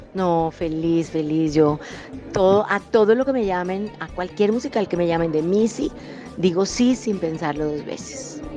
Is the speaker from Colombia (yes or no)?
yes; Colombia; nosotros como colombianos